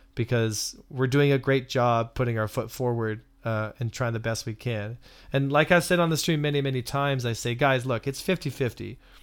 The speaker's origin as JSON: {"language": "English", "country": "Canada", "said": "I'm Canadian"}